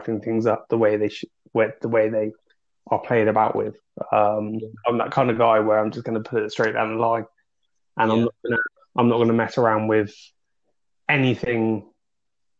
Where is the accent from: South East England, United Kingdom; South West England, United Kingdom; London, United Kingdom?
South West England, United Kingdom; Dorset; also born or lived in Manchester; now in Peterborough, United Kingdom; I'm originally from Dorset, but I now live in Peterborough